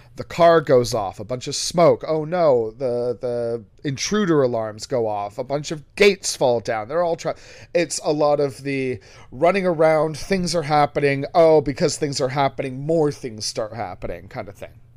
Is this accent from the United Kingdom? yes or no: yes; England, United Kingdom; being English